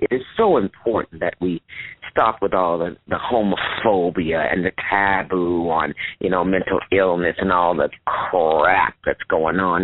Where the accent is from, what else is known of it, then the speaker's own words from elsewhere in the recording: St. Louis, Missouri, United States; I'm from St. Louis